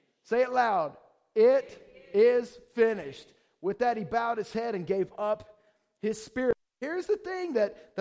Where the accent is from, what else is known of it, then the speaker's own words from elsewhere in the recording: Georgia, United States; moved away; I'm from the South, from Georgia.